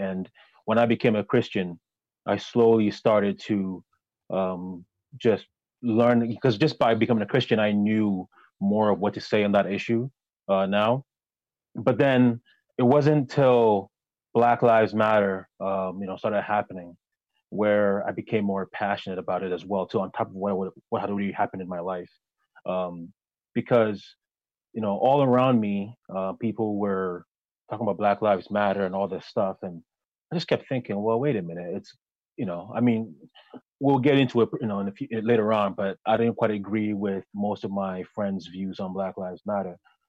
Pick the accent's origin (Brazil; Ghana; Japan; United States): Ghana; born there; I was born in Ghana, raised by a single mother